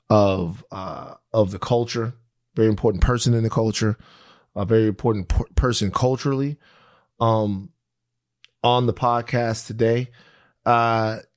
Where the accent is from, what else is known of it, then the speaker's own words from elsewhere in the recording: Baton Rouge, Louisiana, United States; Bill Russell is from my same home state. I'm from Baton Rouge, Louisiana